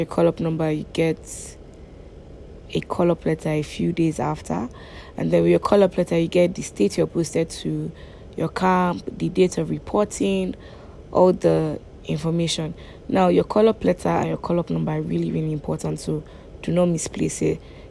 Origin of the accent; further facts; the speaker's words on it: Nigeria; as a Nigerian.